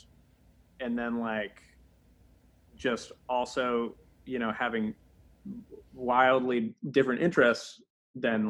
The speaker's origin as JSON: {"language": "English", "region": "Massachusetts", "country": "United States", "tie": "born or raised there", "said": "I grew up in Massachusetts. The Commonwealth."}